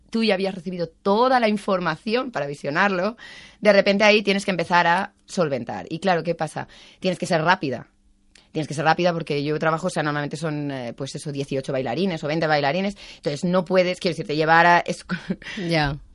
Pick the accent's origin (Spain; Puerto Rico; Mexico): Spain; moved away as an adult; also born or lived in Germany; de España